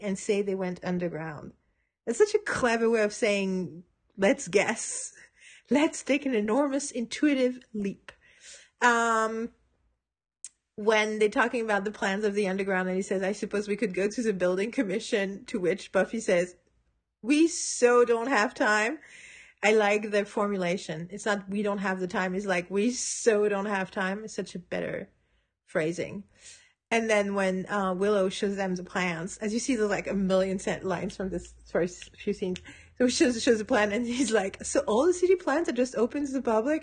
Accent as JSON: {"language": "English", "town": "Paris", "region": "Île-de-France", "country": "France", "tie": "born or raised there", "moved": "yes", "said": "in Paris where I was in high school in ninety-seven"}